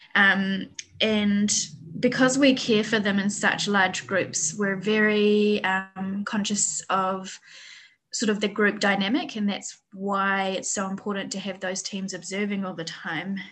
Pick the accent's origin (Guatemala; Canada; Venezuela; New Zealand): New Zealand; moved away as an adult; also born or lived in Wellington; now in Vietnam; I'm from New Zealand originally, um, and I used to work um, in Wellington Zoo